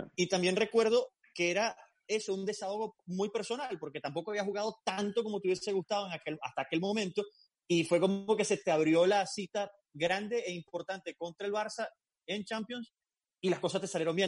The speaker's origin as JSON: {"language": "Spanish", "country": "Venezuela", "moved": "yes", "lives_now": "Miami, United States", "said": "me incluyo como venezolano y como periodista"}